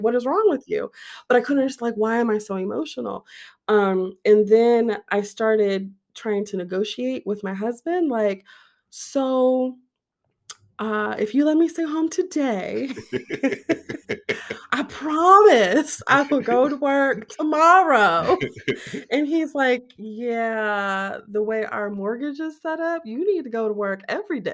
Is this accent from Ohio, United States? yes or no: yes; Ohio, United States; moved away as an adult; now in Arizona, United States; I am born and raised Ohio. Yes, I am an Ohio girl all of my days